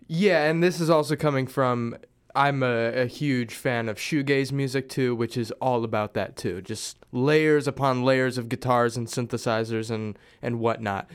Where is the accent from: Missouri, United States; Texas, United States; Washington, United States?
Missouri, United States; Springfield; moved away; I'm originally from Springfield, Missouri